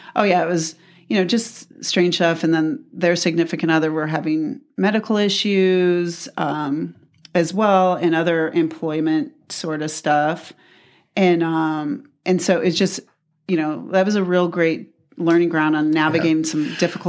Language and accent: English; Tucson, Arizona, United States; we grew up in the same place. We grew up in Midtown.